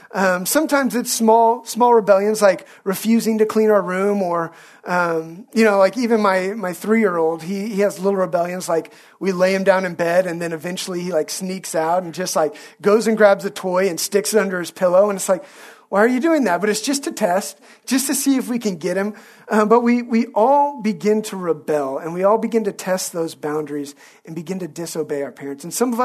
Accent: Scotland, United Kingdom; at no point did I ever undo the fact that I'm a Scot. I've always been a Scot. I always will be a Scot.

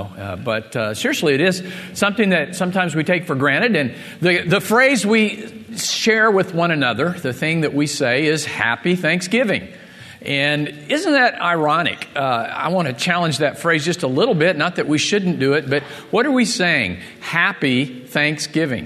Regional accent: Missouri, United States; moved away; I grew up in Missouri

